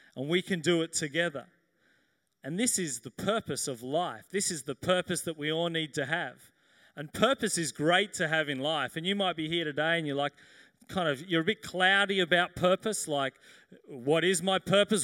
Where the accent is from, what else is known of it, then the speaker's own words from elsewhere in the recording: Sydney, New South Wales, Australia; I grew up here in Sydney.